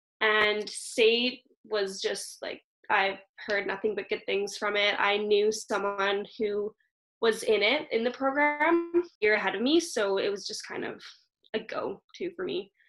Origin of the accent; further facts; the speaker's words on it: Calgary, Alberta, Canada; I am born and raised in Calgary here